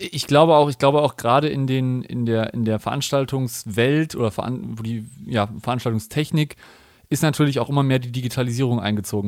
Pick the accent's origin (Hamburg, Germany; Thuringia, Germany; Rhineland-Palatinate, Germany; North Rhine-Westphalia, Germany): North Rhine-Westphalia, Germany; Cologne; ich komme ja aus Köln